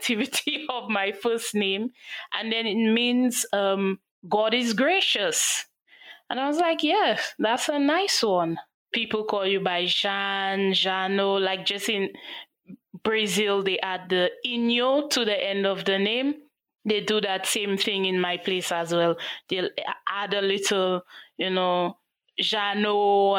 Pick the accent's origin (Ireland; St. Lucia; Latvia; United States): St. Lucia; I'm from St. Lucia.